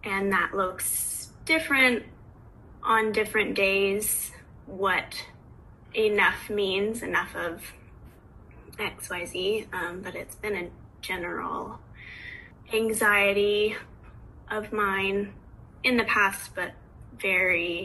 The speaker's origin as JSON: {"language": "English", "town": "Oakland", "region": "California", "country": "United States", "tie": "born or raised there", "moved": "as an adult", "lives_now": "Vancouver, Canada", "said": "I grew up in Oakland, California, but I'm currently in Vancouver, BC"}